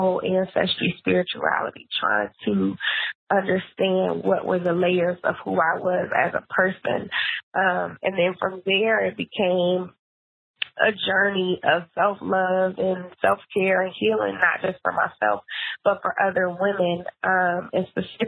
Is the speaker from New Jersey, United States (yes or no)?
no; Philadelphia, Pennsylvania, United States; moved away as an adult; also born or lived in Atlanta, Georgia / Los Angeles, California; now in Oakland, United States; I am originally from Philly